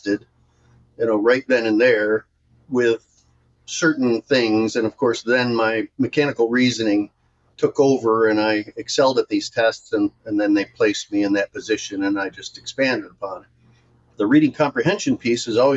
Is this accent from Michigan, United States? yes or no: yes; Michigan, United States; I was born and raised in Michigan